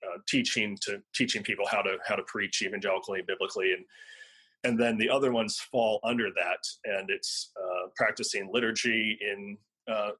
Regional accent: United States; us as American evangelicals

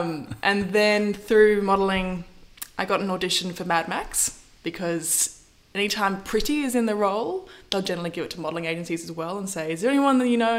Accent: Melbourne, Victoria, Australia; Melbourne. I'm a Melbourne gal. So I grew up north side, sort of Carlton, Fitzroy. And went to University High School.

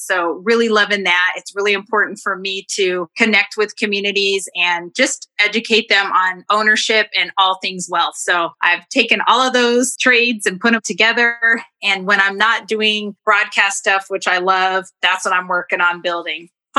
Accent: Denver, Colorado, United States; I am born and raised in Denver, Colorado

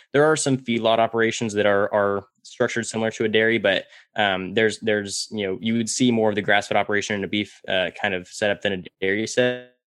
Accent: Central California, United States; I uh, was born and raised in Central California, and I was raised all around dairy farms

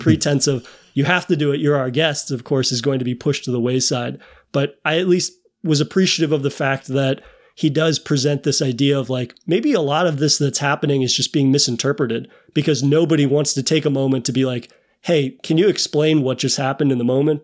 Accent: United States; me as an American

